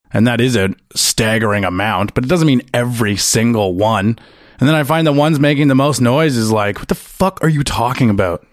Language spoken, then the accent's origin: English; Ottawa, Ontario, Canada; also born or lived in Sault Ste. Marie; I grew up in Ottawa